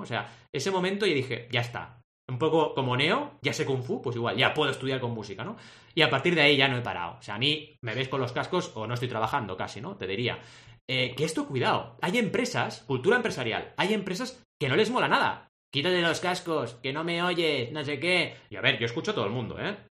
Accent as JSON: {"language": "Spanish", "town": "Barcelona", "region": "Catalonia", "country": "Spain", "tie": "born or raised there", "also_born_or_lived": "Mar del Plata, Argentina", "said": "yo me fui de mi ciudad natal a los 8 años y llegué a Barcelona"}